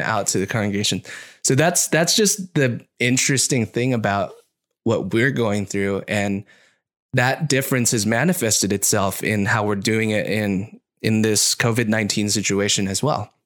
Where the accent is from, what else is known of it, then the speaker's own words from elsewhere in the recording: Orange County, California, United States; I grew up in Orange County, which is not very Asian.